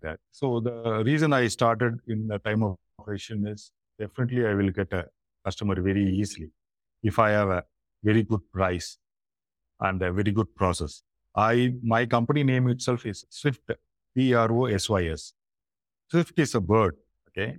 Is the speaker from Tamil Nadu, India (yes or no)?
yes; Chennai, Tamil Nadu, India; I'm basically from Chennai, India, southern part of India. It's from the state Tamil Nadu